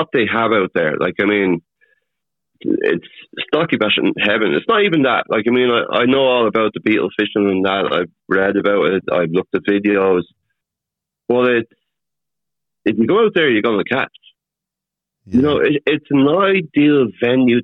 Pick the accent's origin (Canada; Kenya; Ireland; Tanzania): Ireland; Dublin, Leinster; accent: soft Dublin; now in Navan, Ireland; I'm born and bred in Dublin